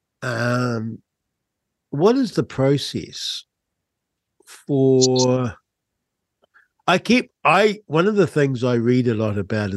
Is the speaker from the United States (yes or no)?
no; Rangiora, Canterbury, New Zealand; I grew up in Rangura, just north of Christchurch